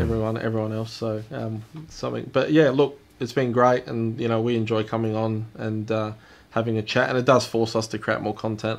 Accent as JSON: {"language": "English", "country": "Australia", "said": "We are Australian, so we pronounce things a bit differently."}